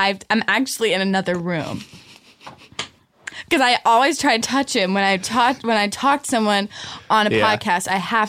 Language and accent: English; Ohio, United States; I grew up in Ohio